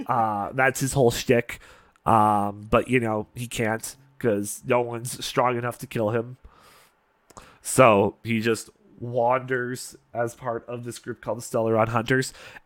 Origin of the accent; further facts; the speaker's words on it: Canada; I've been to Vegas several times. It's like a second home to me as a Canadian.